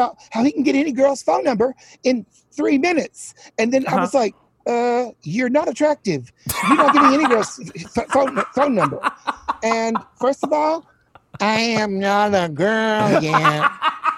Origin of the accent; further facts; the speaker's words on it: Chattanooga, Tennessee, United States; moved away as an adult; also born or lived in Wilmington, North Carolina / Atlanta / New York; lived a couple other places, but was in Chattanooga by age 5